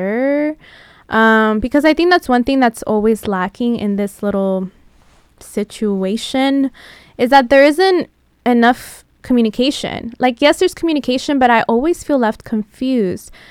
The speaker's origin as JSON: {"language": "English", "town": "San Diego", "region": "California", "country": "United States", "moved": "yes", "lives_now": "Los Angeles, United States", "said": "I am a transplant, I'm originally from San Diego"}